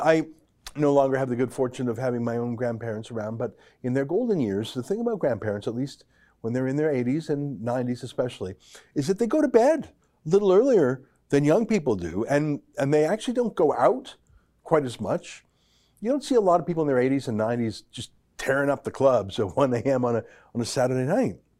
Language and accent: English; Alberta, Canada; I'm from Alberta